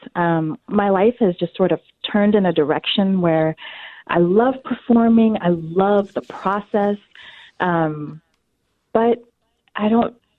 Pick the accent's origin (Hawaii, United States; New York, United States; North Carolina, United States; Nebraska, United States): North Carolina, United States; also born or lived in Washington, D.C. / Chicago; now in Twin Cities, United States; I was born in North Carolina uh, many, many years ago